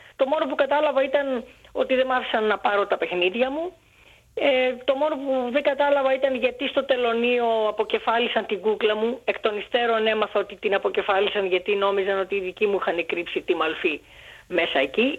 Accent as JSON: {"language": "Greek", "town": "Athens", "region": "Attica", "country": "Greece", "tie": "born or raised there", "also_born_or_lived": "Alexandria, Egypt"}